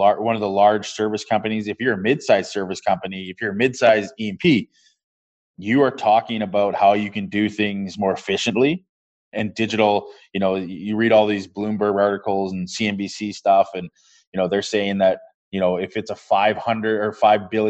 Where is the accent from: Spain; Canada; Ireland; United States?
Canada; Cold Lake, Alberta; now in Edmonton, Canada; I grew up in a small town northeast, 3 hours northeast of Edmonton called Cold Lake, Alberta